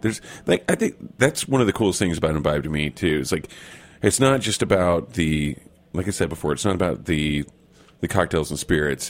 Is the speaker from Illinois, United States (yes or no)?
no; Oklahoma, United States; we're both from Oklahoma